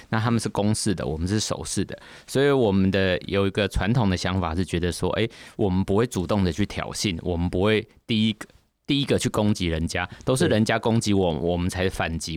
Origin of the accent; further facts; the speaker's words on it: Taiwan; 我们作为台湾人